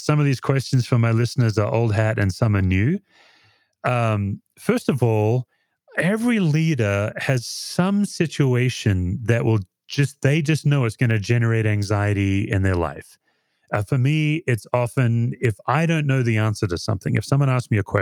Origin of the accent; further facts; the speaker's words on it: Perth, Western Australia, Australia; I grew up in Perth, Western Australia